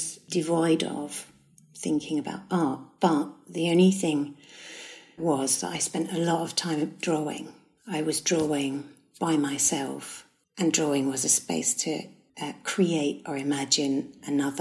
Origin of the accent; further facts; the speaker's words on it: Strood, South East England, United Kingdom; also born or lived in London / Stourbridge; It's Strood in Kent, yeah. We moved, I think, when I was about 7, we moved from London to Strood.